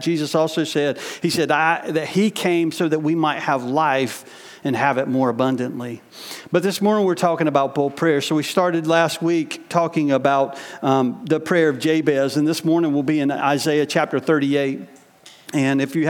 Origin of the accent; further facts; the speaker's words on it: United States; in my experience as a American growing up, even in the church